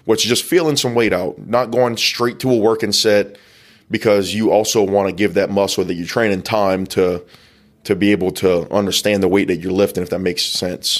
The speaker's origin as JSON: {"language": "English", "region": "the South", "country": "United States", "said": "we're from the South. We love crawfish"}